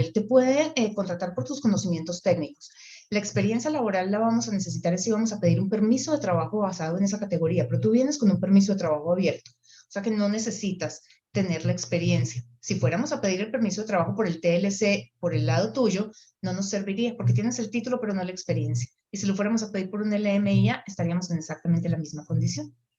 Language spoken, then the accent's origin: Spanish; Colombia; now in Canada; soy colombiana y estoy trabajando con la empresa